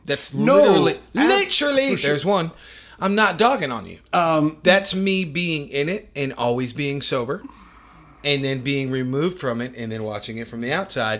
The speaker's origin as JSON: {"language": "English", "region": "the South", "country": "United States", "tie": "born or raised there", "said": "And I grew up in the South, which is weird."}